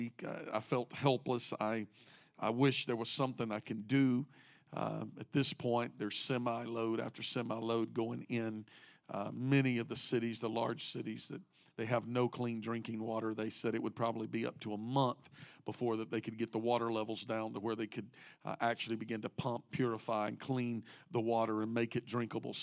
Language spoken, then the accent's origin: English; United States; moved away; I grew up in a small town about 60 miles off the Gulf, about 2.5 hours from Houston